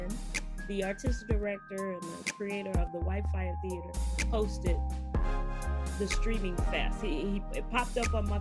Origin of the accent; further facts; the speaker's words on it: Chicago, Illinois, United States; moved away as an adult; now in California, United States; I'm originally from Chicago. You know, I'm a black girl from the west side of Chicago